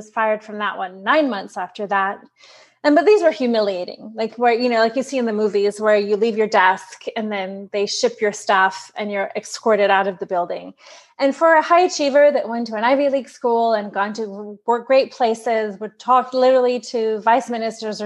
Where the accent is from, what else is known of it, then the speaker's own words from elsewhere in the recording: Brazil; also born or lived in New York; now in San Diego, United States; I'm from Brazil